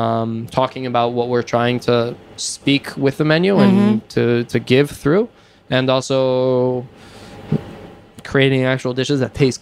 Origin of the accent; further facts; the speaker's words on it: Israel; both of us grew in Israel